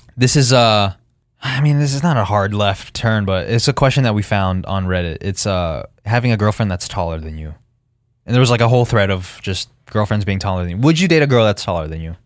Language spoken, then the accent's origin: English; Henderson, Nevada, United States